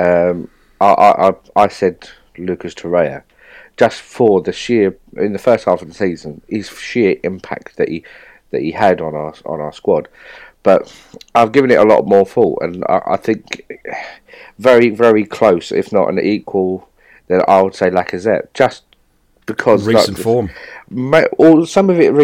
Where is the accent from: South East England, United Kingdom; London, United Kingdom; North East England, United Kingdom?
London, United Kingdom; moved away as an adult; now in Essex, United Kingdom; So I grew up in Bow in East London.